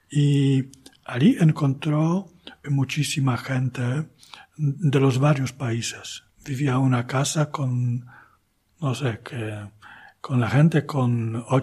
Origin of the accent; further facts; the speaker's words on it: Poznań, Greater Poland, Poland; Spanish is a second language; Pero eh, la de, de, Poznan, yo puedo decir que es, es mi tierra, ¿no? Eh, son mis raíces.